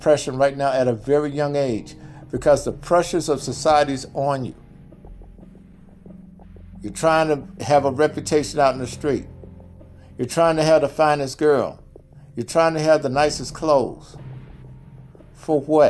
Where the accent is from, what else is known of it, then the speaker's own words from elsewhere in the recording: Jackson, Mississippi, United States; moved away as an adult; also born or lived in Los Angeles, California; I grew up in Mississippi, Jackson, Mississippi